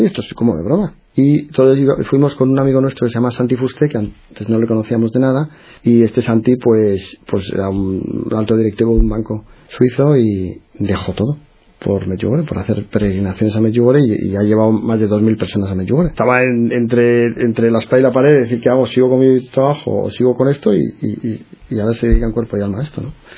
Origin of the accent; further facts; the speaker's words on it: Madrid, Community of Madrid, Spain; moved away as an adult; now in Bilbao, Spain; Nací en Madrid, en una, bueno, una familia católica